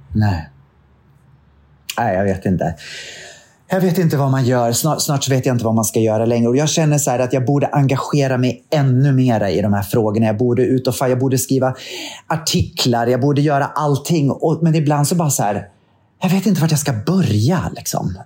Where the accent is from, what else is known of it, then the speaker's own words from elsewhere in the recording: Katrineholm, Södermanland, Sweden; min hemstad, Katrineholm